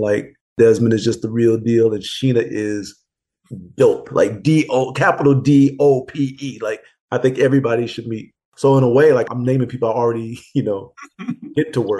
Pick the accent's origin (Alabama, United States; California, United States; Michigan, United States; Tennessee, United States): Michigan, United States; Pontiac; moved away; in pontiac the di- my hometown